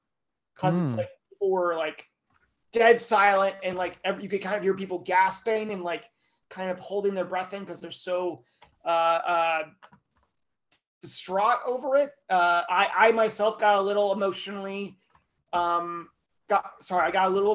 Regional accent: Idaho, United States; moved away; a lovely reminder of my home state

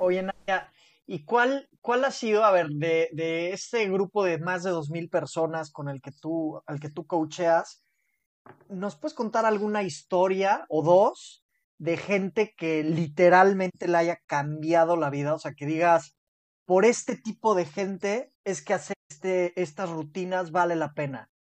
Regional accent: Mexico

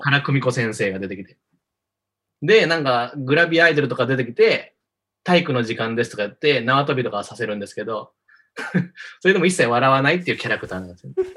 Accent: Osaka, Japan; 大阪出身なんですよ。

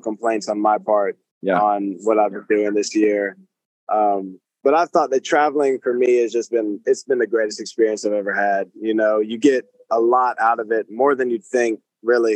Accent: United States; I'm from America

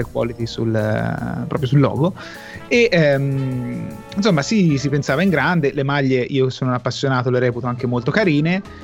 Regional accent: Tuscany, Italy; io sono toscano

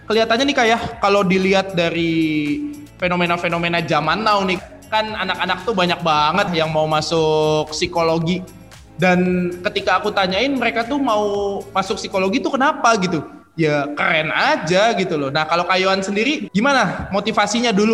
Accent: Central Java, Indonesia; Aku juga orang Jawa Tengah loh, Kak, BTW.

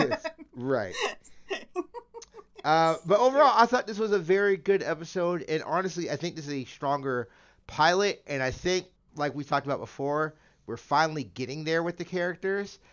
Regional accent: United States; I'm a an American

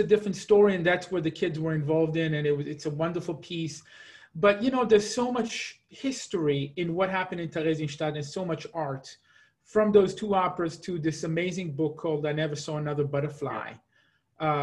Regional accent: Israel; moved away as an adult; also born or lived in Seattle, United States / New York, United States; now in Atlanta, United States; I spent my life growing up in Israel, and I will never stop being an Israeli.

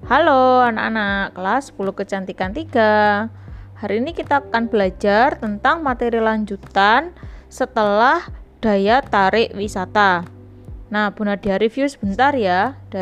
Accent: Surabaya, East Java, Indonesia; Jadi mungkin kita sebagai orang Surabaya kepengen melihat sesuatu yang tidak ada di Surabaya.

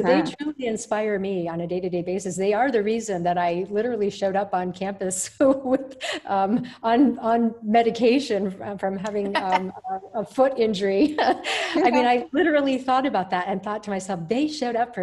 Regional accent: United States; moved away as an adult; now in Bahrain; myself also as an American

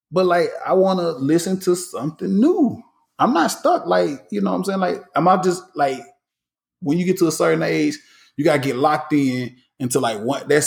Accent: the South, United States; I'm very uh, partial to Southern hip hop because that's what we connect to growing up in the South.

